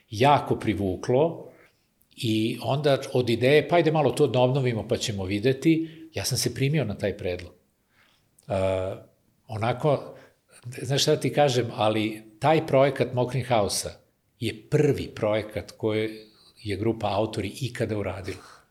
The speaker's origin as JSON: {"language": "Croatian", "town": "Kikinda", "region": "Vojvodina", "country": "Serbia", "tie": "born or raised there", "moved": "yes", "said": "ja sam iz Kikinde rodom, pa je to i tamo mi deo porodice živi, tako da sam ovaj, ostao vezan za, za taj kraj."}